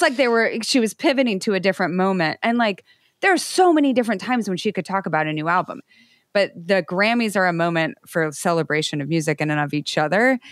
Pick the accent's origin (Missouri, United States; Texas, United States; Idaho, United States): Idaho, United States; I grew up in Idaho